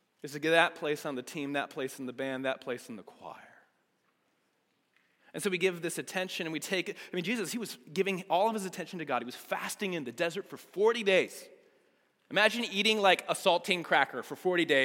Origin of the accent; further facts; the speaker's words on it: United States; being an American